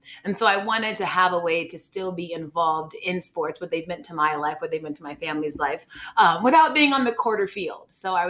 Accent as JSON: {"language": "English", "region": "Georgia", "country": "United States", "tie": "born or raised there", "also_born_or_lived": "St. Louis, Missouri / Chicago, Illinois / Los Angeles, California", "moved": "as an adult", "said": "Then I moved to Georgia when I was six. So just from maybe 0 to 6, I was in a bunch of places. But six on to school at University of Illinois, I lived in Georgia. So bulk of my life, I was down south."}